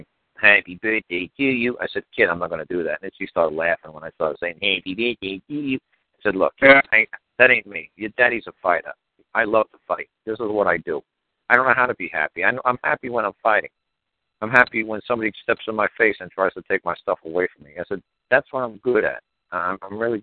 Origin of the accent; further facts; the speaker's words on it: New York, United States; growing up in New York.